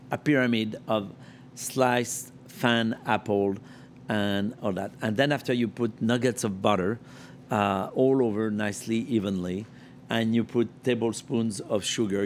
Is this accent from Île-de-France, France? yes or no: no; Lyon, Auvergne-Rhône-Alpes, France; English is a second language; now in New York, United States; Lyon, my hometown, where I learned to make my first apple tart